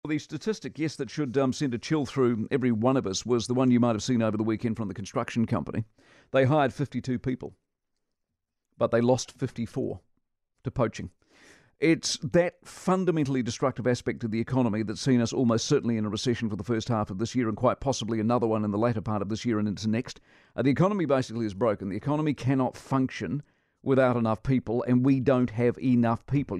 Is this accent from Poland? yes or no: no; New Zealand